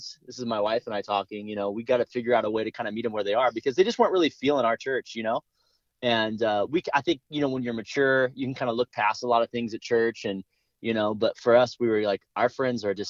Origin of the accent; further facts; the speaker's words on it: Los Angeles, California, United States; we moved to the San Fernando Valley where we're from